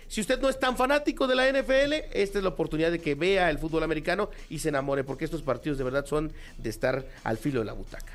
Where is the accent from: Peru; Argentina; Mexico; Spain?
Mexico; nosotros como mexicanos